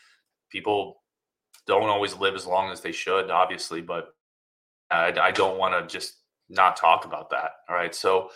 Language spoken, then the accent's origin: English; Wisconsin, United States; Like, I grew up in Wisconsin, but you never know.